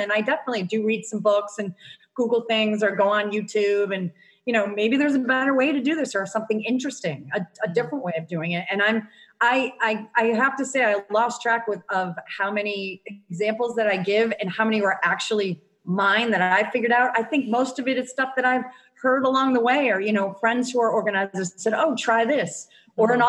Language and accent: English; Connecticut, United States; moved away as an adult; also born or lived in Rhode Island; now in Dunedin, United States; I am from Connecticut originally and lived in Connecticut all my life, except for a brief stint in Rhode Island for college for four years